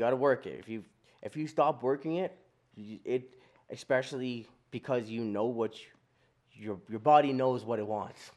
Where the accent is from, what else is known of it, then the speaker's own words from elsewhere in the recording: Calgary, Alberta, Canada; we're all from Calgary, we're all from Forest Lawn